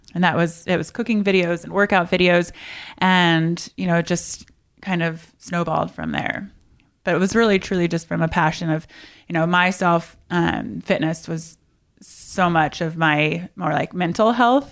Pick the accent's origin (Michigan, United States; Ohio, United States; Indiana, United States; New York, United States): Indiana, United States; moved away as an adult; now in California, United States; I'm originally from Indiana. Midwest girl, and I moved to California at eighteen.